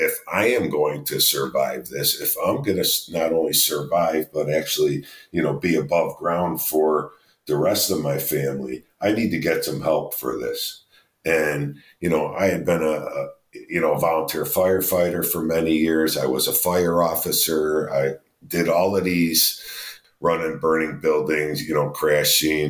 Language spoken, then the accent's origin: English; Chicago, Illinois, United States; we're from Chicago